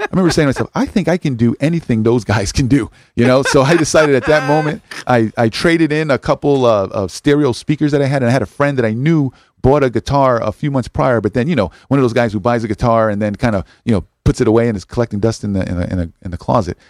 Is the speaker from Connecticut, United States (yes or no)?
yes; New Haven, Connecticut, United States; also born or lived in Hartford; I grew up in the hill section of New Haven